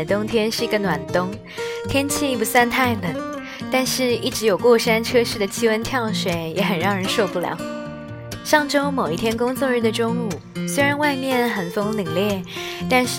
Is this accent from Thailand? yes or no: no; South China, China; 明明是南方小孩，怎么就不爱吃馄饨，反而喜欢吃水饺；不爱吃米饭，反而喜欢吃面条；喜欢干燥，讨厌潮湿。我从小就是这样。